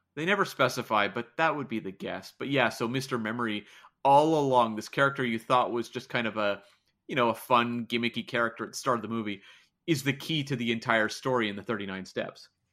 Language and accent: English; Canada; as a Canadian over on the other side of the pond